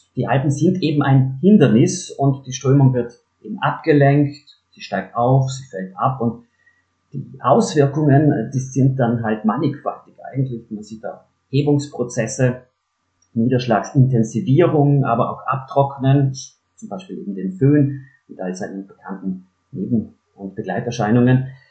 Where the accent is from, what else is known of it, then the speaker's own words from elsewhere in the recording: South Tyrol, near Merano, Trentino-Alto Adige, Italy; Ich bin ja gebürtiger Südtiroler, bin aufgewachsen in der Nähe von Meran